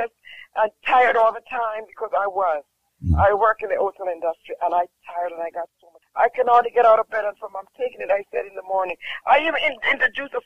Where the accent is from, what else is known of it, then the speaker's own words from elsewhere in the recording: Jamaica; I'm from Jamaica